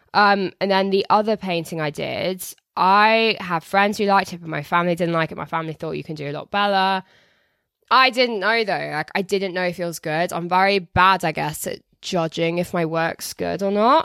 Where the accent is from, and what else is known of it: Telford, West Midlands, United Kingdom